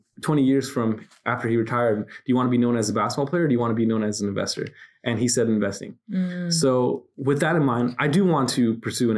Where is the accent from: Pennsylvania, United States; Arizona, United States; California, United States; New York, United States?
California, United States; Santa Ana; growing up in Santa Ana